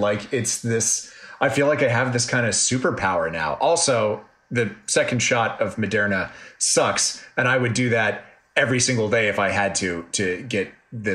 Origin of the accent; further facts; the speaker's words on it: Washington, District of Columbia, United States; moved away; I went back to my hometown to DC, saw my family